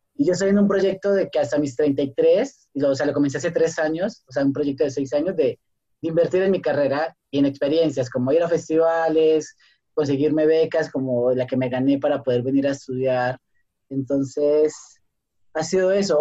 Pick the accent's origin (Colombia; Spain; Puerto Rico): Colombia; moved away as an adult; now in Mexico; soy colombiano